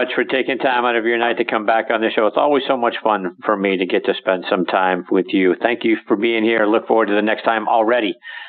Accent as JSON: {"language": "English", "town": "Pittsburgh", "region": "Pennsylvania", "country": "United States", "tie": "born or raised there", "said": "my hometown of Pittsburgh, Pennsylvania."}